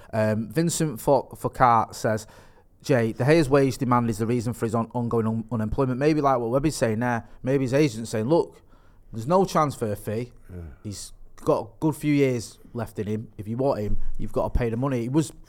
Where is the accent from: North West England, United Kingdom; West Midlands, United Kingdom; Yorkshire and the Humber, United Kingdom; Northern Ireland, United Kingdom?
North West England, United Kingdom; Eccles; also born or lived in Stretford / Partington; I'm from Eccles. I've lived in Stretford. Yeah. I've lived in Stretford. I've lived in Ermsel. I've lived in Partington.